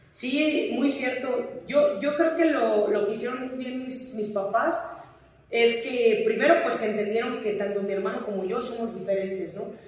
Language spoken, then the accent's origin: Spanish; Mexico; moved away as an adult; also born or lived in Finland / United States; como mexicanos tenemos grandes cualidades